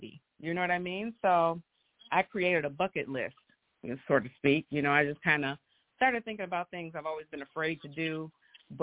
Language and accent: English; Grand Rapids, Michigan, United States; I am from Grand Rapids, born and raised.